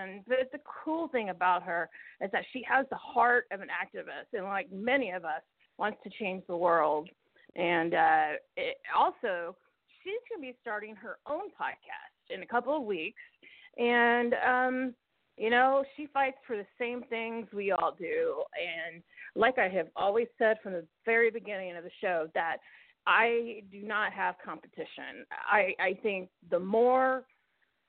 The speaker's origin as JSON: {"language": "English", "region": "Mississippi", "country": "United States", "said": "my home state of Mississippi"}